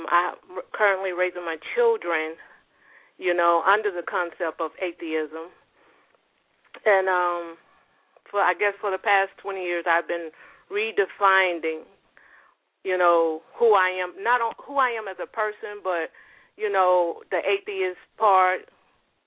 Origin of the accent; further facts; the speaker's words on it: Houston, Texas, United States; now in Raleigh, United States; I'm from Houston. Houston, Texas. I have been, but I'm currently living in Raleigh, North Carolina right now